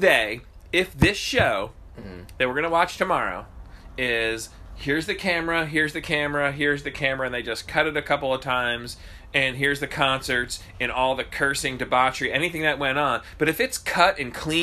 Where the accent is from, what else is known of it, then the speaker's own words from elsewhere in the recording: Pine Barrens, New Jersey, United States; I grew up in the Pine Barrens